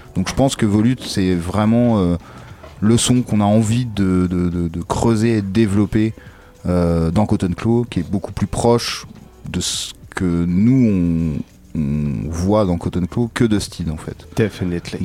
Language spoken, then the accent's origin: French; Caen, Normandy, France; je viens de Caen